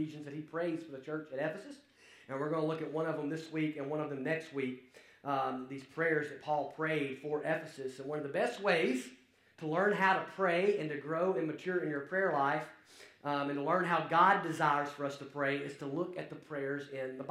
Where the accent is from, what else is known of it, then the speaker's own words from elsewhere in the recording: Alabama, United States; accent: Alabama; now you get to deal with my accent, and so it's quite the change there from across the pond to Alabama